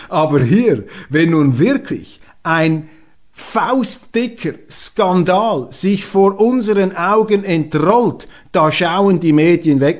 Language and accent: German; Switzerland; als Schweizer